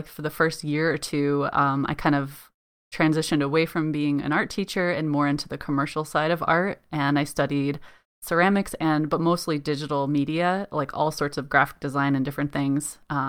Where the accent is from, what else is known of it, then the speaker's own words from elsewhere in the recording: Colorado, United States; now in United Kingdom; I mentioned before that I came from Colorado, which is landlocked. You know, we have the mountains and everything, but it's very dry, arid climate.